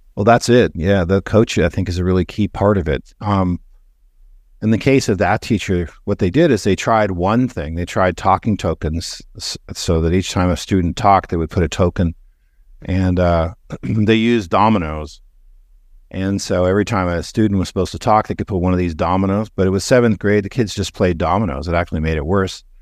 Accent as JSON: {"language": "English", "country": "Canada", "tie": "born or raised there", "moved": "yes", "said": "So I grew up in Canada. I'm a dual citizen."}